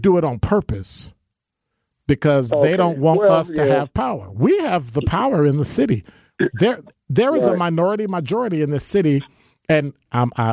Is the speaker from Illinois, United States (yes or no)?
yes; Chicago, Illinois, United States; I'm from Chicago